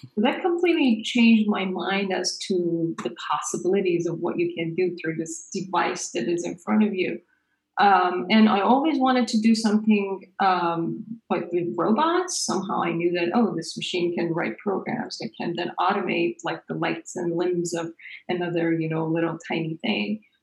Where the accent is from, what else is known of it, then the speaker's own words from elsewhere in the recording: Iran; moved away; I grew up in Iran. This is our high school in Iran